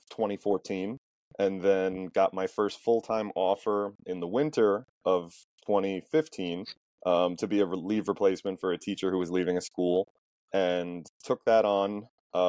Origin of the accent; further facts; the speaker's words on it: Valley Stream, New York, United States; also born or lived in Albany, New York; I was born and raised in Valley Stream. I've lived in Valley Stream sort of on and off my whole life.